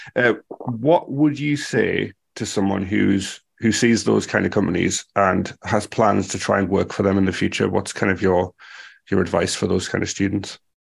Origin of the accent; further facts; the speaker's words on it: United Kingdom; I'm speaking as a a British person